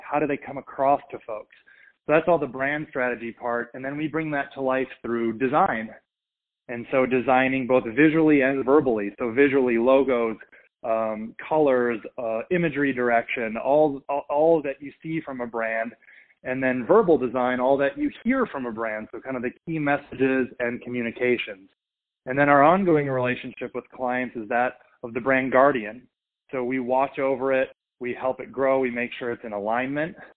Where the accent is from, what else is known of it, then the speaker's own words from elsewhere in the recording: Minnesota, United States; I grew up in Minnesota